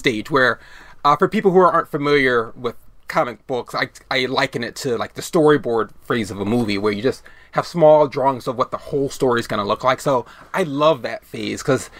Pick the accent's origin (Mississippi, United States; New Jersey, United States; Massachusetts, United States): Massachusetts, United States; Boston; also born or lived in Miami, Florida; my upbringing right around here. My family, we lived in Boston when I was a kid, but during, like, from like second grade on to sixth grade, I lived in Miami, Florida. And then I came up around middle school